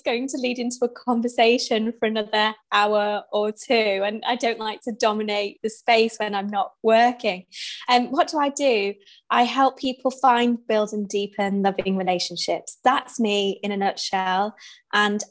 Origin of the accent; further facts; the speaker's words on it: Manchester, North West England, United Kingdom; moved away as an adult; also born or lived in London / New York; I'm from Manchester and I graduated in Manchester studying international marketing